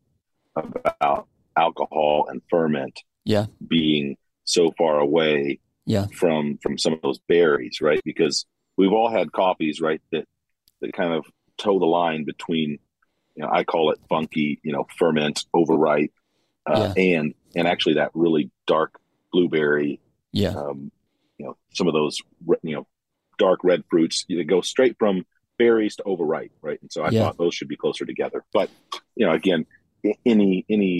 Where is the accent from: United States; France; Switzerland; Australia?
United States; the South; accent: Southern; my pronunciation, you know, I am a Southerner